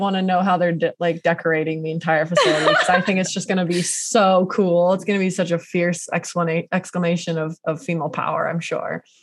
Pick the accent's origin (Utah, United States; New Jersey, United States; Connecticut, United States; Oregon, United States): Oregon, United States; Portland; Portland, my hometown